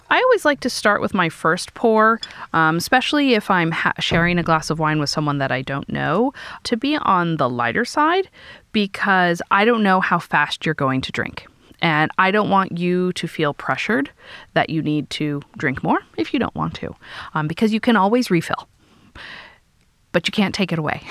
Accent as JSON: {"language": "English", "region": "California", "country": "United States", "tie": "born or raised there", "said": "as a Californian, born and raised in California"}